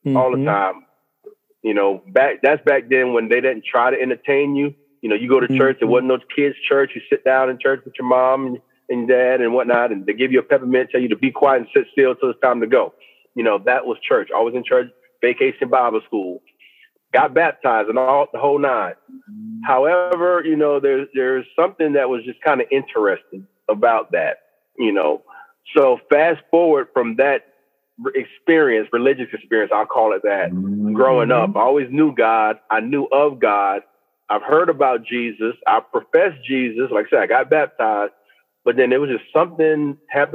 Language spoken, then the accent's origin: English; Orangeburg, South Carolina, United States; I was born and raised in Orangeburg, South Carolina